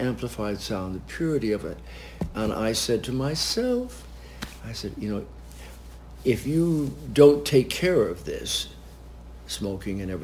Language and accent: English; Westchester County, New York, United States; also born or lived in Washington, D.C.; now in New York, United States; I was born in Westchester County, so I would go in and I knew New York.